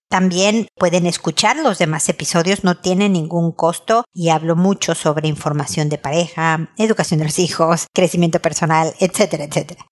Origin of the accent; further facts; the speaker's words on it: Mexico; soy mexicana